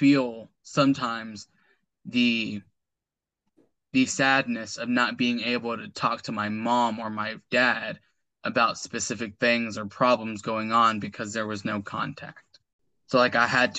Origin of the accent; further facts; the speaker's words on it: United States; I was raised here in the States, in the U.S.